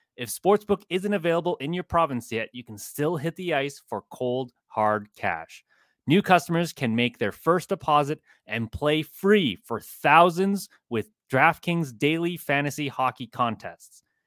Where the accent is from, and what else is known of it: Chicago, Illinois, United States; born or raised there